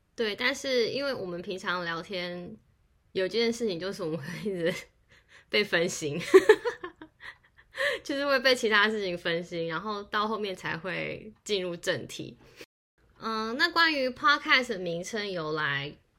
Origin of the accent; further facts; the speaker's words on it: Taiwan; moved away as an adult; now in San Francisco, United States; 我在台湾长大，但是大学的时候到美国的社区大学念书。目前来美国大概十七年左右